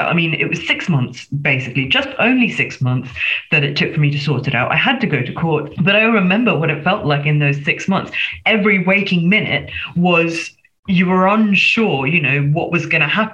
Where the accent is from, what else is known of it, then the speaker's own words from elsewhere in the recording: Singapore; moved away as an adult; now in United Kingdom; I'm a migrant. I was born in Singapore, again, so an ex-colony. And I came here as a student in the first instance.